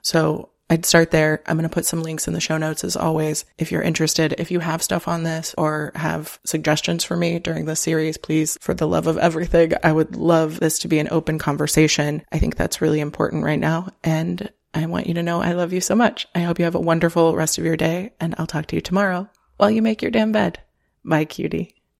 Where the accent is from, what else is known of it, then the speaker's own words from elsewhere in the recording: Florida, United States; moved away as an adult; now in Chicago, United States; I grew up in Florida